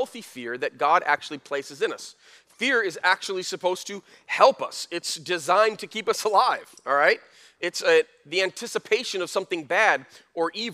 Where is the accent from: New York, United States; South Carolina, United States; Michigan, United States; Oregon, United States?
Michigan, United States; Flint; When we were growing up in Flint